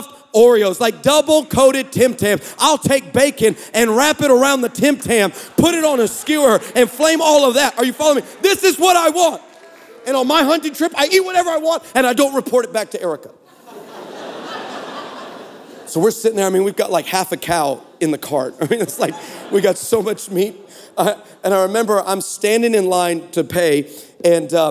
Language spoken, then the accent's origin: English; Texas, United States; We're from Texas